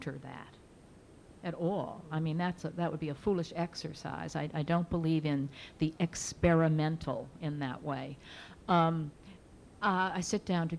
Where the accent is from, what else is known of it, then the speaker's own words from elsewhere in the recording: Bridgeport, Connecticut, United States; my hometown of Bridgeport, Connecticut